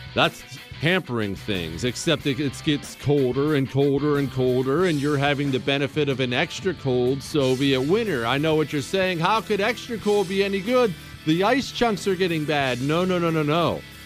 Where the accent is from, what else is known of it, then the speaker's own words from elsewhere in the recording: Montana, United States; I grew up in Montana.